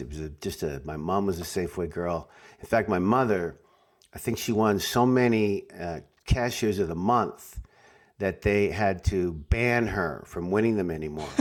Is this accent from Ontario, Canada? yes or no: no; Saskatoon, Saskatchewan, Canada; moved away as an adult; also born or lived in Toronto; now in Los Angeles, United States; it's my hometown